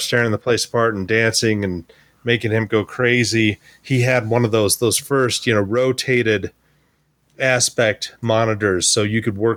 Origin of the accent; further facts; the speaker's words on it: Wyoming, United States; I'm, I'm from Wyoming. We we were not a tech capital at the time.